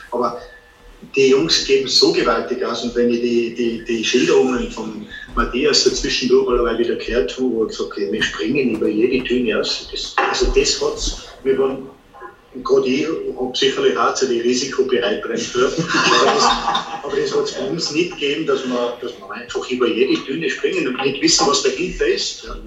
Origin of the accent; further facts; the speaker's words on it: Tyrol, Austria; die endlosen Weiten, hat für mich als Tiroler wahrscheinlich sehr